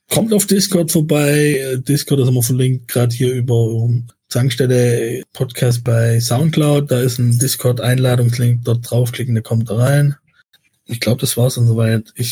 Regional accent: Baden-Württemberg, Germany; accent: Swabian; man hört meinen mein Dialekt dann schon manchmal noch durch, aber ich kann das einfach nicht, wenn mein Gegenüber kein Schwäbisch spricht. Ich kann dann nicht durchgehend Schwäbisch sprechen.

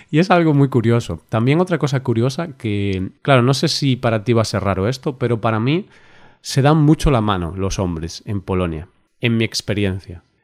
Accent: Spain; also born or lived in Poland; Nosotros, como buenos españoles, pues a las chicas siempre damos dos besos.

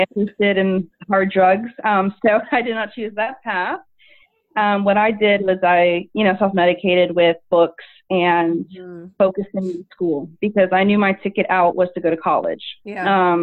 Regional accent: Tampa, Florida, United States; also born or lived in Orlando; I moved out and went to from Tampa area to Orlando. So it wasn't too far away, but just far enough away where I didn't live at home

